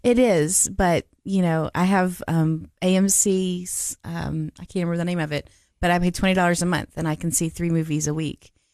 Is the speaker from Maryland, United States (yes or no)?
no; Nashville, Tennessee, United States; moved away as an adult; also born or lived in Cookeville, Tennessee; now in Murfreesboro, United States; I grew up in Nashville, Tennessee